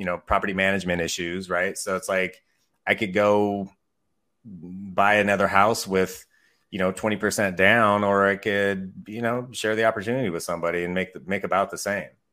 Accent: Mukilteo, Washington, United States; also born or lived in Bellingham, Washington; I also work Snohomish County, which is where I grew up. I grew up in a little town called Muckle Teo.

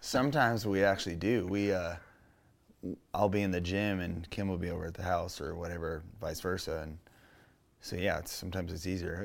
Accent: Menifee, California, United States; also born or lived in Canyon Lake; Growing up in Menifee off the highway

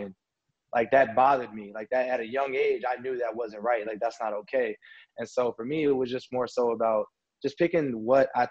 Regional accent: Las Vegas, Nevada, United States; moved away as an adult; also born or lived in Oregon; I'm from Vegas, so, like, nobody makes it out of here

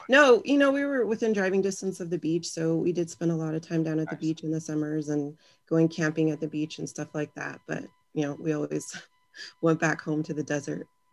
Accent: Victorville, California, United States; I'm from Southern California. I grew up in Victorville

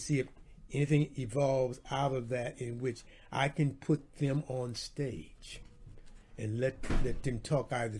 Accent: Houston, Texas, United States; moved away as an adult; also born or lived in New York City; That's where I'm from. I'm from that ward. I'm from Freedmanstown

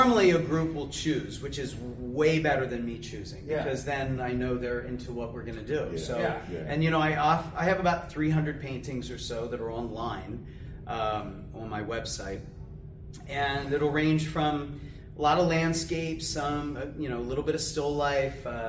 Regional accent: Lancaster, Pennsylvania, United States; So I grew up in Lancaster

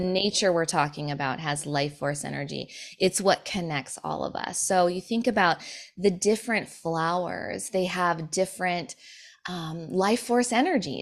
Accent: Sioux City, Iowa, United States; moved away; We grew up in Sioux City, Iowa

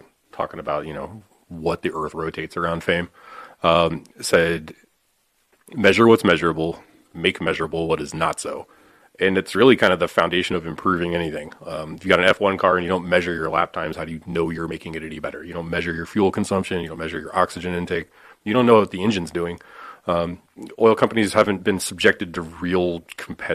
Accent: Oklahoma, United States; moved away as an adult; also born or lived in Seattle / Manhattan; I was born in Oklahoma

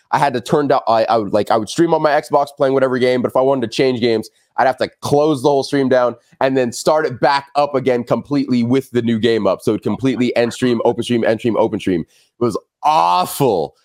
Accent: Los Angeles, California, United States; I'm born and raised in Los Angeles.

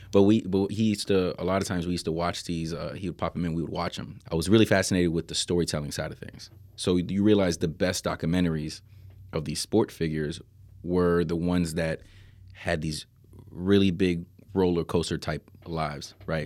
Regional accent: Miami, Florida, United States; I'm from Miami

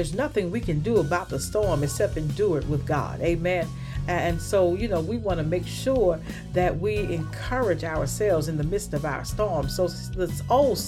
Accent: the South, United States; when I was growing up in the South

